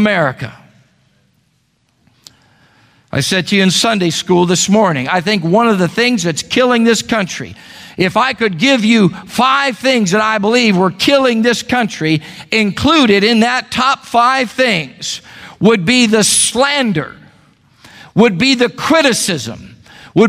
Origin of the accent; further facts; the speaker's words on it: United States; I'm an American.